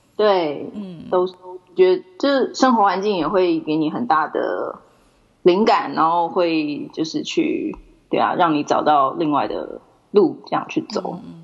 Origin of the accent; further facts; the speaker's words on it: Taipei, Taiwan; moved away as an adult; also born or lived in Japan; now in New Zealand; 我是台北出生的台湾人。那只不过现在是居住在纽西兰